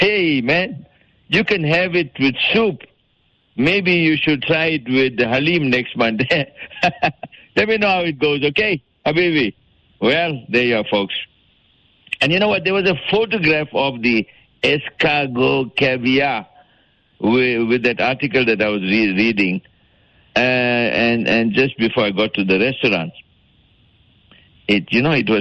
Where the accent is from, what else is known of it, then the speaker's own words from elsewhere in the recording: Durban, KwaZulu-Natal, South Africa; I'm from Durban, and so I don't know Afrikaans